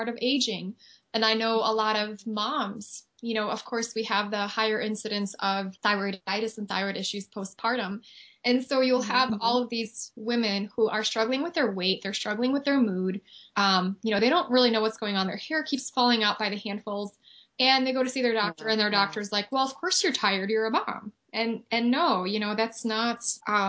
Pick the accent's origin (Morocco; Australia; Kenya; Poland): Poland; I'm a Chernobyl child, so I was born in Poland and lived very close to the Ukrainian border.